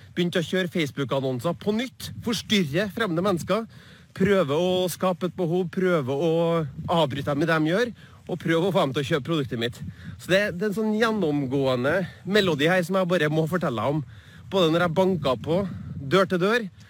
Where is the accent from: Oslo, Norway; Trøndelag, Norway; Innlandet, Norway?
Trøndelag, Norway; Trondheim; på Byåsen der jeg vokste opp